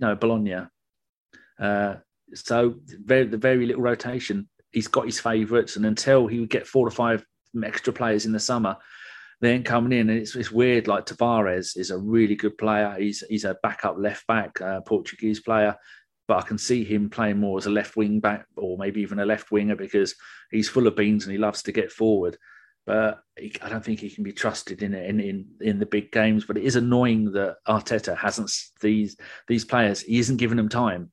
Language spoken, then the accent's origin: English; England, United Kingdom; I'm English